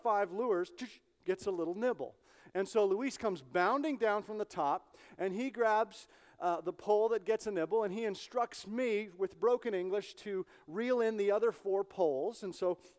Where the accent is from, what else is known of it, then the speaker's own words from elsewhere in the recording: Canada; moved away; I'm Canadian, I'm from Canada